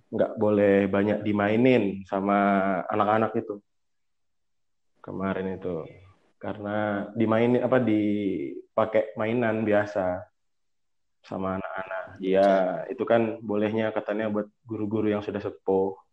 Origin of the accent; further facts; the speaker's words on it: Samarinda, East Kalimantan, Indonesia; also born or lived in Java; lahir kebetulan nggak di Samarinda nggak lahirnya di Jawa aku tapi hmm. dari TK sampai kuliah